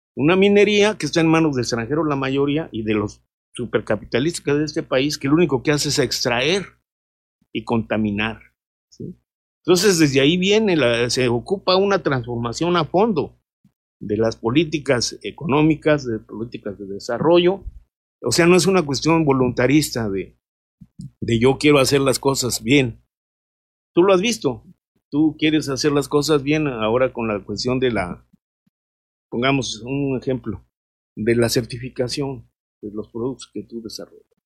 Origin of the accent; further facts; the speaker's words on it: Mexico; nosotros como mexicanos